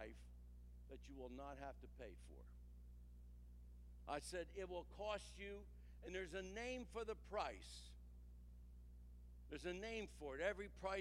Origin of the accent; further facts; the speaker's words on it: New Jersey, United States; I come from New Jersey